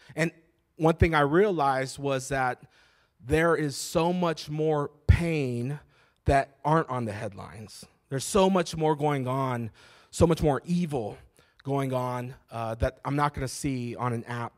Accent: Phoenix, Arizona, United States; also born or lived in Alhambra, Phoenix; I was born in Maryvale

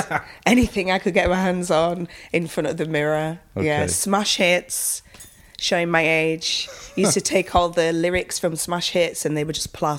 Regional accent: Bradford, Yorkshire and the Humber, United Kingdom; It was good. It was interesting. Nothing much really went on in Bradford.

